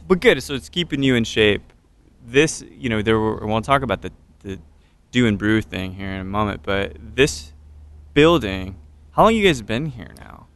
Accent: Katy, Texas, United States; I'm a Katy guy

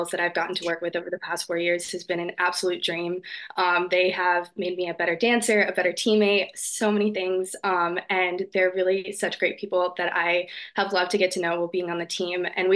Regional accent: New Jersey, United States; moved away as an adult; now in Delaware, United States; I grew up in North Jersey

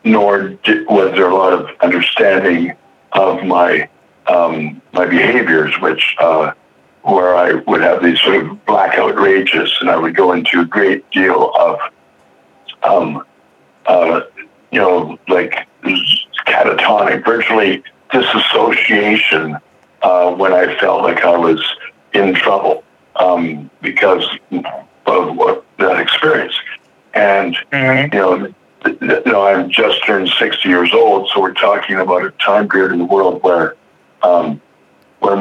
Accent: Alberta, Canada; moved away as an adult; now in Vancouver, Canada; I'm originally from Alberta, which is the next province over, but I've been living in Vancouver for a few years now.

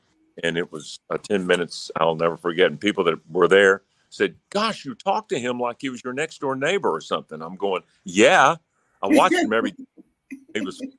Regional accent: Little Rock, Arkansas, United States; also born or lived in Warren, Arkansas; I came from Little Rock, Arkansas.

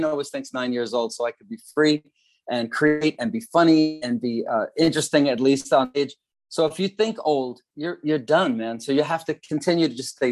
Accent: Long Island, New York, United States; It was a good family life in Long Island, New York

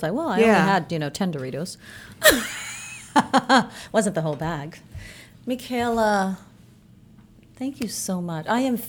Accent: Haiti

